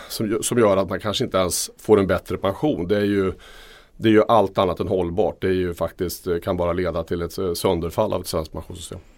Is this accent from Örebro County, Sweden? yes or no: yes; Örebro, Örebro County, Sweden; min hemstad Örebro